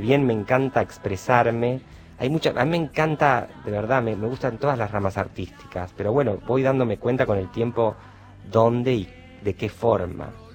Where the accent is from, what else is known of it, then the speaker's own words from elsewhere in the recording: Buenos Aires, Argentina; Yo me crié bastante con mi abuelo y mi abuela, en Caballito.